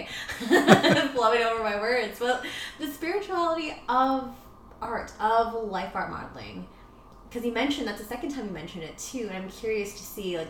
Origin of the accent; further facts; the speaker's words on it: Vancouver, British Columbia, Canada; I was born and raised here in Vancouver